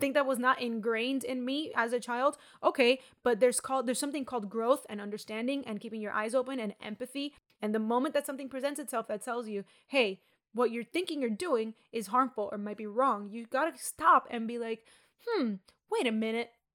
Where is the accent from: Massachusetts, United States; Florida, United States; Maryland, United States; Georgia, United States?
Florida, United States; Miami; I grew up in Miami